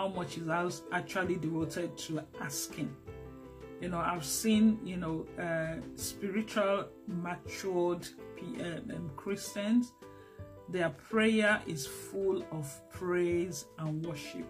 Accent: Lagos, Nigeria; also born or lived in Abeokuta; I grew up in Lagos, but I also grew up to understand my culture, which is Yoruba

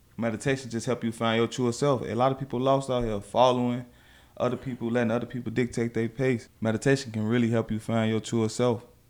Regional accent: Chicago, Illinois, United States; growing up in Chicago

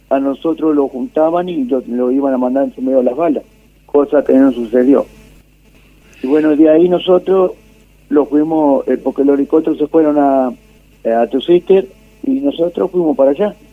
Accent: Mercedes, Buenos Aires Province, Argentina; Yo hacía eso. De Mercedes, de la provincia de Buenos

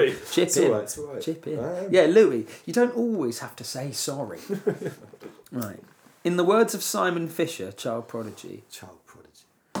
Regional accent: Woodbridge, East of England, United Kingdom; I came from Woodbridge. It's Cress where I came from. A little bit more upmarket.

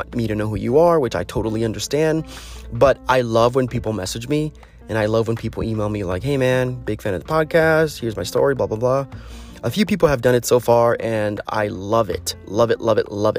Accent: United States; As an American

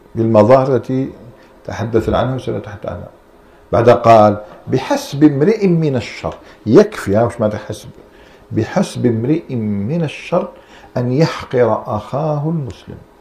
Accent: Algeria; احنا عندنا في الجزائر

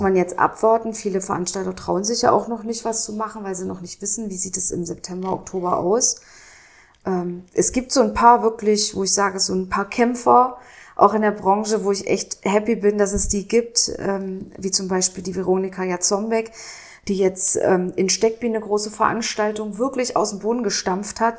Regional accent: Dessau-Roßlau, Saxony-Anhalt, Germany; also born or lived in Lutherstadt Wittenberg; now in Berlin, Germany; Ich äh, komme aus Dessau-Rosslau, also da bin ich groß geworden. Äh, geboren wurde ich in der Lutherstadt Wittenberg.

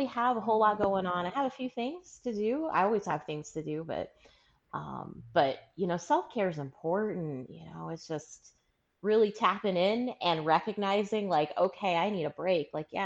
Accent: Aurora, Colorado, United States; I'm originally from Aurora, Colorado

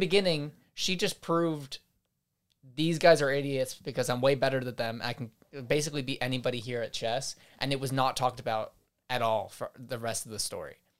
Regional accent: United States; as a American

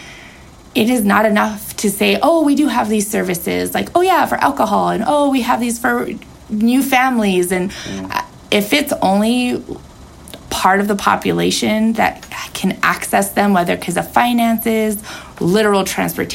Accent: Taos, New Mexico, United States; growing up in Taos, to call Taos home

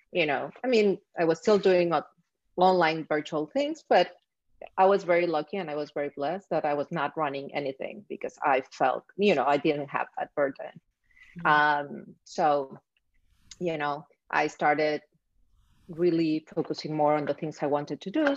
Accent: Mexico City, Mexico; moved away as an adult; now in Miami, United States; I grew up in Mexico City

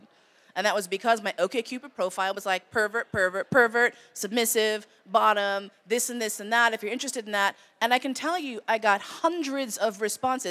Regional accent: New York, United States; moved away; also born or lived in San Francisco; I grew up in New York

